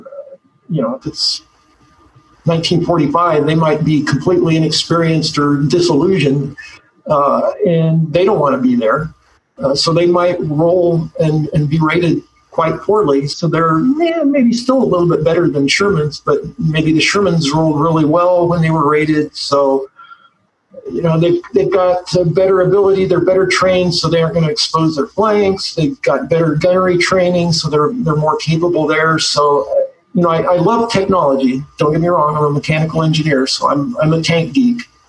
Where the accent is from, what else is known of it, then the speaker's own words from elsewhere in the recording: Eastern Colorado, United States; I'm from Eastern Colorado. It's pretty flat